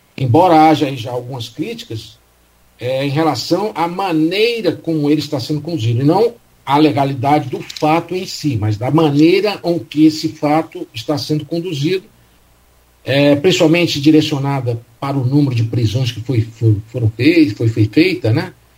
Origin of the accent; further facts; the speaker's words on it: Brazil; o país é, onde eu nasci